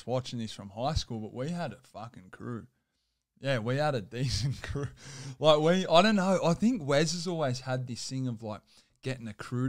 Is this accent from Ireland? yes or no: no; Campbelltown, New South Wales, Australia; I grew up in Campbelltown.